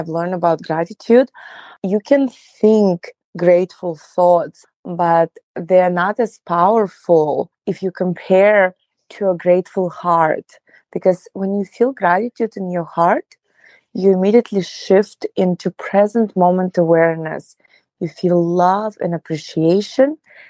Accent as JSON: {"language": "English", "country": "Russia", "moved": "as an adult", "said": "So, well, I came from Russia about 10 years ago"}